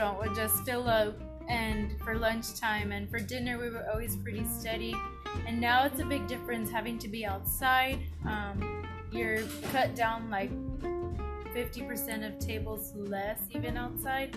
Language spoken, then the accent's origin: English; Fireball, United States; I grew up here in Fireball. I'm 21, and I don't know what it is like to live out of Fireball